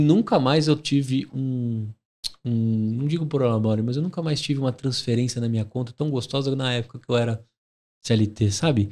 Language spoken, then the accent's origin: Portuguese; São Paulo, Brazil; eu sou paulistano